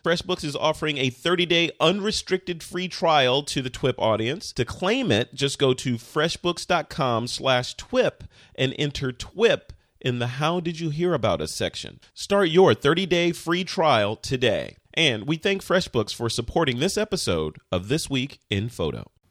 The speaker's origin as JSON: {"language": "English", "town": "Chicago", "region": "Illinois", "country": "United States", "said": "I am from Chicago"}